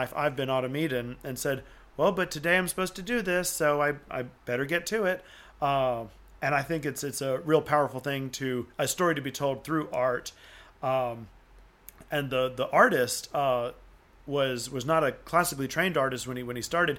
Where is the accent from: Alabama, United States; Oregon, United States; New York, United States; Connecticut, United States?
Alabama, United States; Auburn; also born or lived in Tuscaloosa, Alabama; I was born and raised in Auburn, Alabama. And, so East Alabama